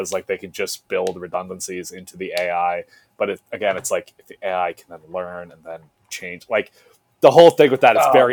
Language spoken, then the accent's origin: English; New Jersey, United States; we're all from Jersey here